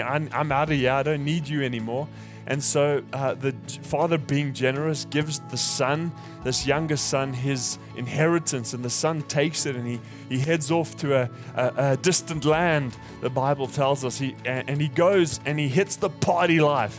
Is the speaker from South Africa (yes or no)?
yes; South Africa; moved away; I'm I'm from South Africa